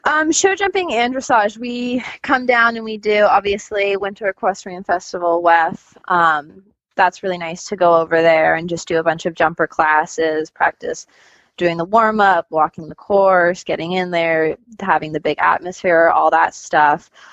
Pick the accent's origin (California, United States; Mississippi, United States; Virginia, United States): California, United States; Northern; moved away; I'm a California born and raised eventer. Um, I lived in Northern California